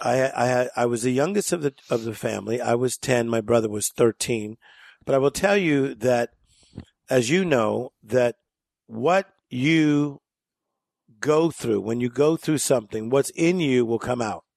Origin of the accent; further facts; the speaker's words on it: Compton, California, United States; we grew up in Compton, California.